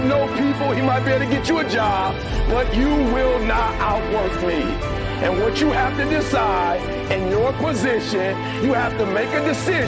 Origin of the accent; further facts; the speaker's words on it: Detroit, Michigan, United States; I'm from Detroit, homeless